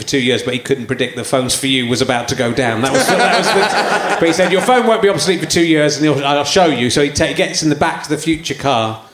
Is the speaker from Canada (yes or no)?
no; Cheddar, South West England, United Kingdom; also born or lived in Yorkshire; I grew up in Somerset